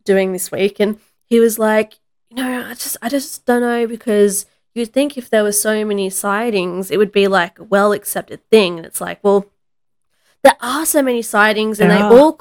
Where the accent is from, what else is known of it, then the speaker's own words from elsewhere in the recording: the Blue Mountains, New South Wales, Australia; my hometown in the mountains